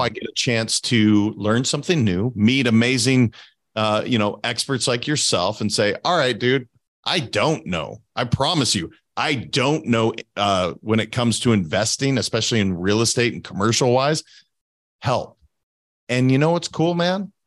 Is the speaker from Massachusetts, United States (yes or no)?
no; Montana, United States; moved away as an adult; I'm from Montana originally. Now, I've been away from Montana for over, oh my gosh, twenty-two years now.